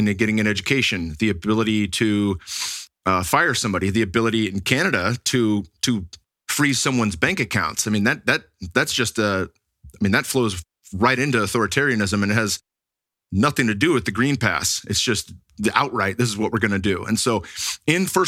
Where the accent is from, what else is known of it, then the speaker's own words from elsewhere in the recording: Silicon Valley, California, United States; moved away; where I grew up in the Silicon Valley